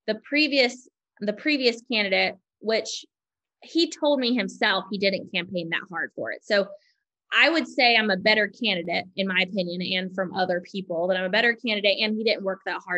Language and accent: English; Hillsborough, North Carolina, United States; now in Durham, United States; I grew up in Hillsborough. I live in Durham now